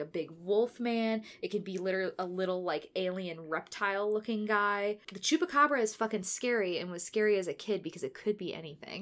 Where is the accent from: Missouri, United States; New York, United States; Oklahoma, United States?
Missouri, United States; St. Louis; I am from St. Louis